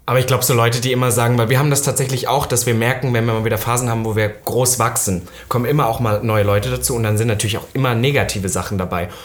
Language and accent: German; Saxony-Anhalt, Germany; moved away; ich komme halt aus, aus Sachsen-Anhalt